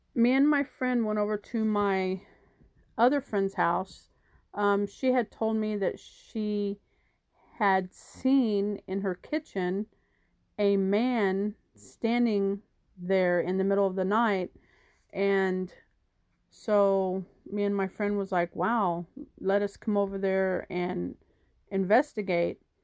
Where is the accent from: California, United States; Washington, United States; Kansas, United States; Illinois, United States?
Kansas, United States; Wichita; I'm from Wichita, Kansas